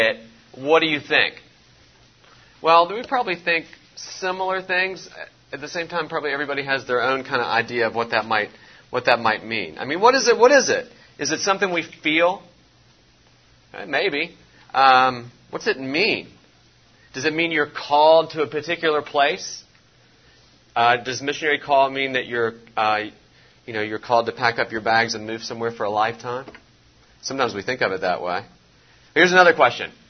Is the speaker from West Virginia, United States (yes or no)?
yes; West Virginia, United States; now in Louisville, United States; I'm not originally from here. I'm originally from West Virginia